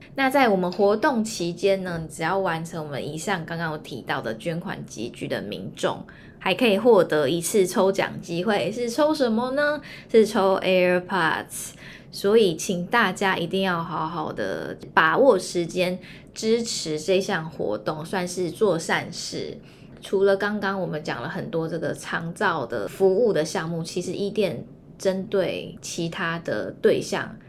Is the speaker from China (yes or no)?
no; Hualien, Hualien County, Taiwan; 因为我是花莲人嘛